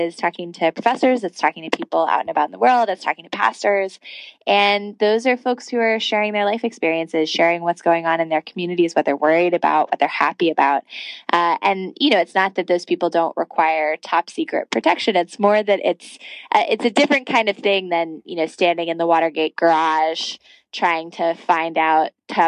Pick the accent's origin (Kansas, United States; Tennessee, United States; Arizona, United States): Tennessee, United States; moved away as an adult; I grew up in the Jewish tradition in Tennessee